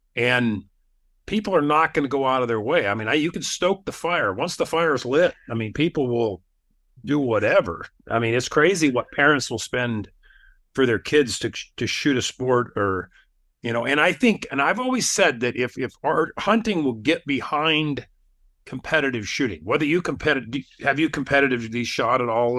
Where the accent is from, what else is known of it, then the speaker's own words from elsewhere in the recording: Wyoming, United States; moved away as an adult; also born or lived in Alaska; now in Utah, United States; I grew up in Wyoming